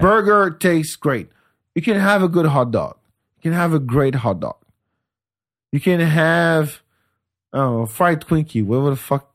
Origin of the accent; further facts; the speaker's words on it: France; moved away as an adult; also born or lived in Senegal; now in Austin, United States; I grew up on Senegalese food in France